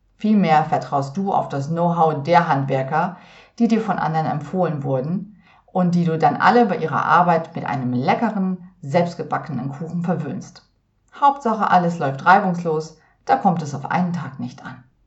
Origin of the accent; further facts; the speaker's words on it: Northern Germany, Germany; seit meiner Kindheit in Norddeutschland